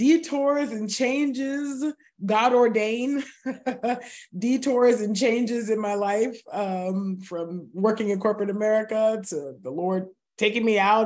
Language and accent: English; California, United States; I am born and raised in California